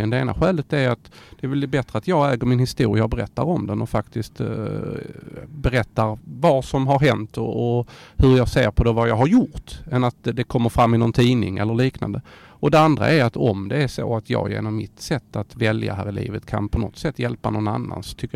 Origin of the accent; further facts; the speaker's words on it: Skåne, Sweden; ödmjuk som skåning som man är